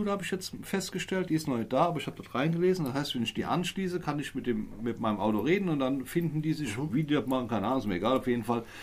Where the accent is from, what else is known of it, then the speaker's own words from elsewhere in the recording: Neuwied, Rhineland-Palatinate, Germany; Ich bin aus Neuwied